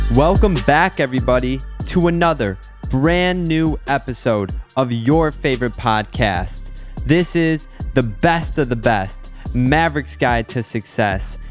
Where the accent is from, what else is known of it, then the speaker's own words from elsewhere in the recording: Michigan, United States; now in South Florida, United States; where I'm from in Michigan